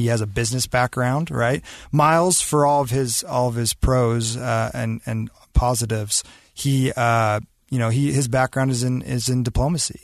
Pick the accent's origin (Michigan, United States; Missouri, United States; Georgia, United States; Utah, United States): Utah, United States; Davis County; my roots in Davis County. I'm from Utah